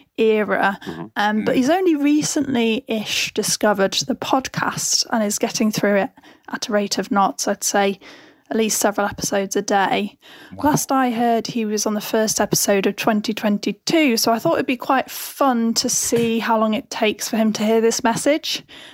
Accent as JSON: {"language": "English", "town": "York", "region": "Yorkshire and the Humber", "country": "United Kingdom", "moved": "yes", "lives_now": "London, United Kingdom", "said": "I live in London, but I'm originally from York in the north of England."}